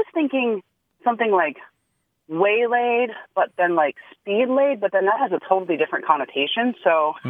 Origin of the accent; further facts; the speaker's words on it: San Antonio, Texas, United States; I'm from San Antonio, Texas.